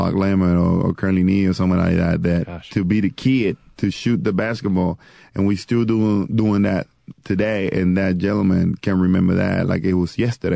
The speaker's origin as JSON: {"language": "English", "country": "Puerto Rico", "tie": "born or raised there", "moved": "yes", "said": "First Puerto Rican born and raised in Puerto Rico"}